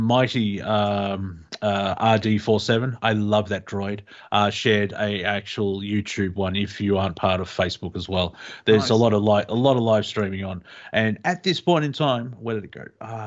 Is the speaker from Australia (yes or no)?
yes; Australia; we're Australian